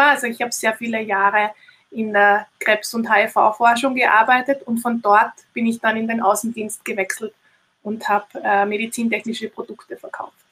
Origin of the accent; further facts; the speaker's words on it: Austria; bei uns in Österreich ist das kein Studium, sondern das ist ein, ähm, eine äh, wie nennt man das?